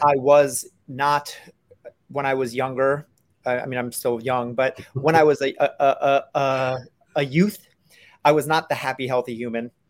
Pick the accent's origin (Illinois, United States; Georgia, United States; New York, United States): New York, United States; New York City; I, I grew up in New York City